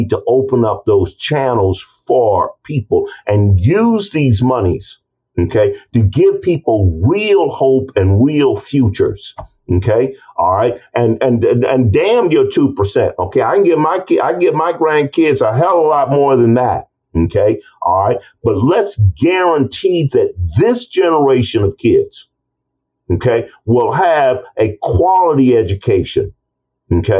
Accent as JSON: {"language": "English", "town": "East St. Louis", "region": "Illinois", "country": "United States", "tie": "born or raised there", "said": "That's my hometown."}